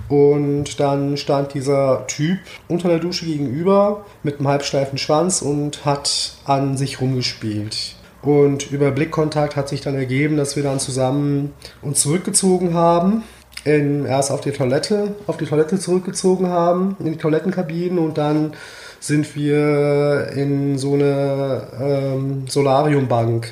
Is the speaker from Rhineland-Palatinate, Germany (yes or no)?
yes; Mainz, Rhineland-Palatinate, Germany; now in Berlin, Germany; in der Nähe von meinem Geburtsort, mhm. Mainz